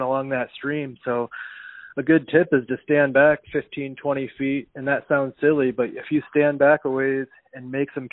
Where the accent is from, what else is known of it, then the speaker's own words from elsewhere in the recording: Iowa, United States; I grew up on the Cedar River